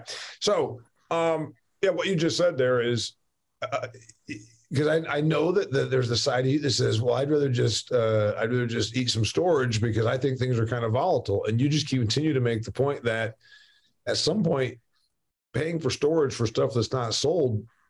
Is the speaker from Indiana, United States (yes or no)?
yes; Northeast Indiana, United States; I'm from Northeast Indiana